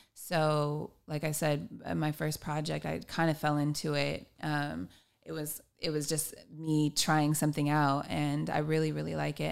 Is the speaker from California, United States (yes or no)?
yes; Long Beach, California, United States; I am a musician from Long Beach, California